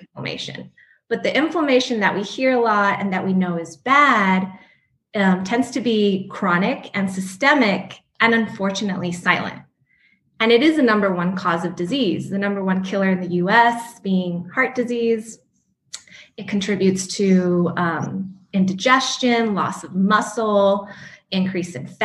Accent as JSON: {"language": "English", "town": "El Paso", "region": "Texas", "country": "United States", "also_born_or_lived": "New Mexico", "moved": "yes", "said": "I'm originally from El Paso, Texas"}